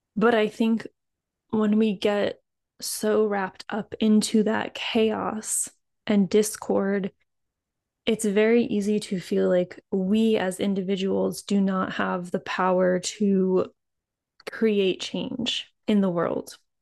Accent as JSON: {"language": "English", "region": "East Coast", "country": "United States", "tie": "born or raised there", "said": "somewhere in North America, like, I grew up on the East Coast"}